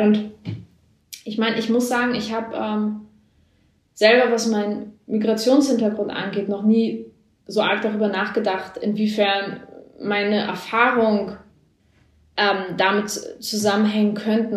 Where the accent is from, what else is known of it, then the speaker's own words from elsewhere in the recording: a village in northern Germany, Germany; now in Berlin, Germany; es gab so eine Brücke bei uns im Dorf, die genau zwischen dem Haus, wo ich groß geworden bin